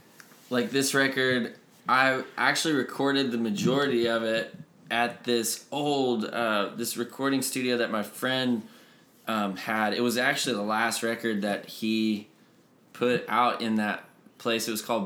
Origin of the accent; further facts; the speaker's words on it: Northeast Texas, United States; I grew up in Northeast Texas